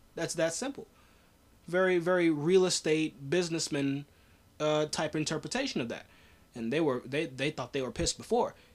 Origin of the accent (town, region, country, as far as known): United States